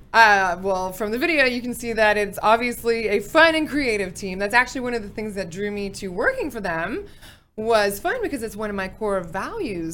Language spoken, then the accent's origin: English; Fort Worth, Texas, United States; I'm from Fort Worth